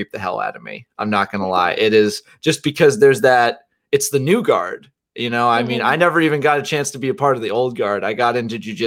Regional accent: United States; being an American

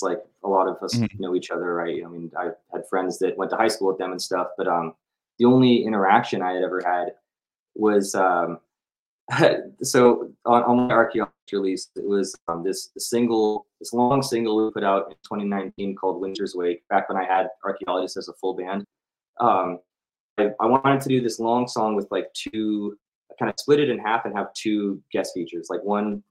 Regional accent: Bay Area, California, United States; I was from the Bay Area

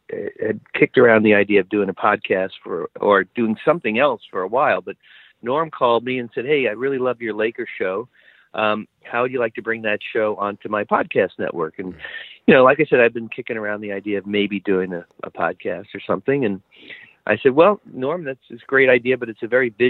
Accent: New York City, New York, United States; moved away; I grew up in Brooklyn, New York

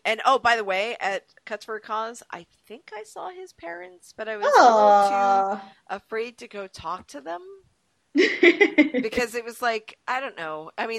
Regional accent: Rhode Island, United States; So I almost said, hey, I'm from Rhode Island, which would have been really dumb.

